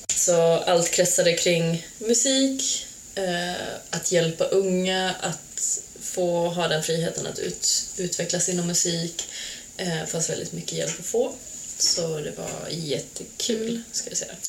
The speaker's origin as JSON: {"language": "Swedish", "town": "Falun", "region": "Dalarna County", "country": "Sweden", "tie": "born or raised there", "also_born_or_lived": "Serbia", "moved": "as an adult", "lives_now": "Portugal", "said": "Jag är uppvuxen i Falun"}